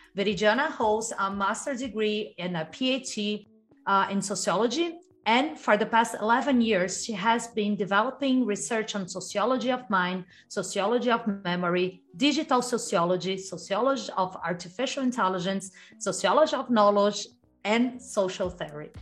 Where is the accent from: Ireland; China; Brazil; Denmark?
Brazil; I'm from Brazil